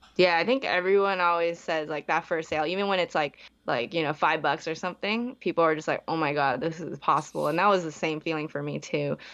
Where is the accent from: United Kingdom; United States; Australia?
United States; Bay Area, California; also born or lived in Hong Kong; I was born in Hong Kong, moved when I was, like, two, but, like, besides that, I was, like, in the Bay Area for, like, twenty, twenty-something years